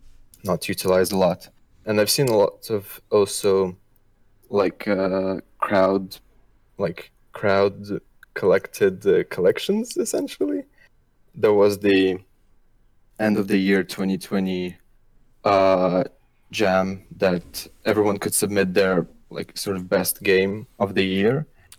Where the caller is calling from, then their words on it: Brussels, Brussels-Capital Region, Belgium; I'm calling in from Brussels, Belgium.